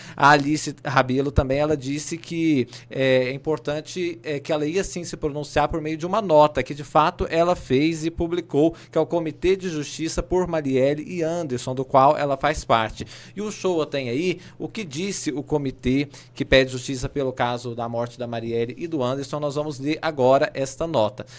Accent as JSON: {"language": "Portuguese", "region": "Minas Gerais", "country": "Brazil", "said": "eu que sou mineiro"}